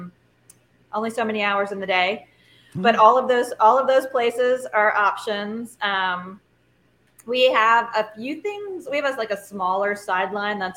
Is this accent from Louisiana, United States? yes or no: yes; Louisiana, United States; I'm from Louisiana.